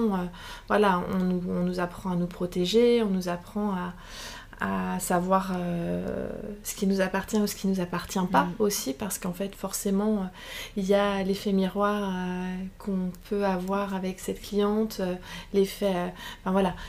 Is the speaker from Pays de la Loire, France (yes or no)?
yes; Saint-Berthevin, Pays de la Loire, France; j'ai grandi à Saint-Berthevin